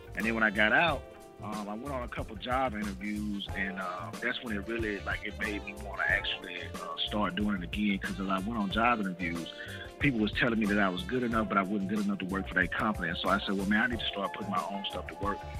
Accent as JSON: {"language": "English", "region": "outside Memphis / North Mississippi", "country": "United States", "tie": "born or raised there", "also_born_or_lived": "Germany", "said": "I grew up right outside of Memphis"}